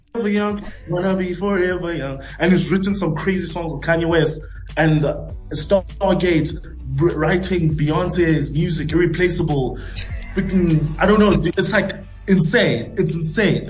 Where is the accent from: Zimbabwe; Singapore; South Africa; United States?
South Africa; I'm South African. I'm South African.